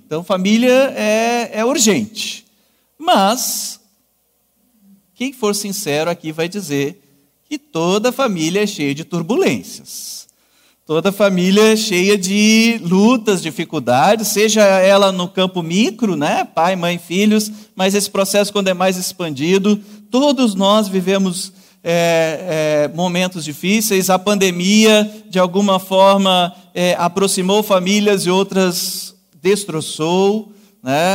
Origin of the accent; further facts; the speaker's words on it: Canguçu, Rio Grande do Sul, Brazil; moved away as an adult; also born or lived in Northeast Brazil; Sou natural de Canguçu, vizinho então a Pelotas